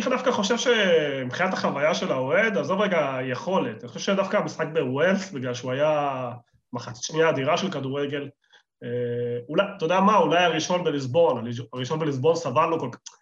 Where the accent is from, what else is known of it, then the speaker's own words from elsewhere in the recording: Argentina; now in Israel; אני ארגנטינאי